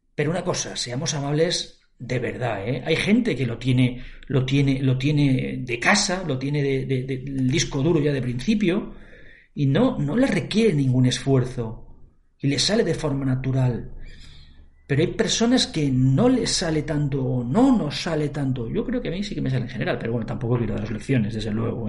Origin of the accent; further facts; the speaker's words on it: Valencia, Valencian Community, Spain; soy de Valencia, en Valencia mm, hablamos el valenciano